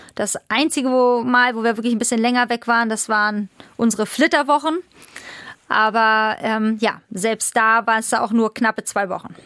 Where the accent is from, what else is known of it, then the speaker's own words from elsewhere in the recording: Nottfeld, Schleswig-Holstein, Germany; also born or lived in Hamburg; Aber es ging dann weiter in Nottfeld. Meine Eltern haben angefangen, Pferde zu züchten.